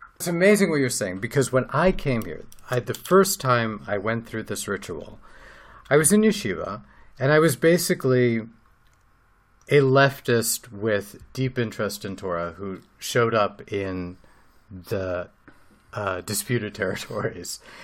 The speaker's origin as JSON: {"language": "English", "country": "United States", "tie": "born or raised there", "moved": "yes", "lives_now": "Israel", "said": "growing up as an American"}